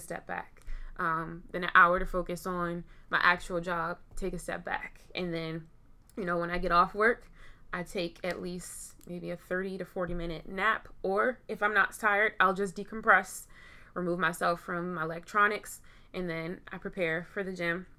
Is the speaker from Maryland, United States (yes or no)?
yes; Baltimore, Maryland, United States; I am from Baltimore.